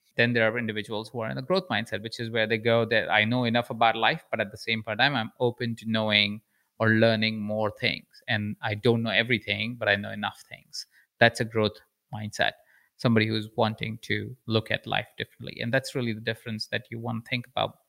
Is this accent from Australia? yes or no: no; Jaipur, Rajasthan, India; accent: Indian; moved away; I'm an Indian man with an accent.